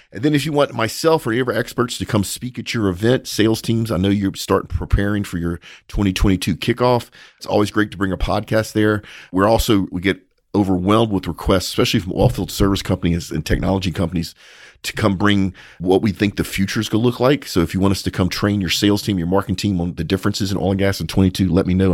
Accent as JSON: {"language": "English", "region": "Louisiana", "country": "United States", "tie": "born or raised there", "moved": "yes", "lives_now": "Texas, United States", "said": "I grew up in Louisiana, so did Paige, but we're here in Texas"}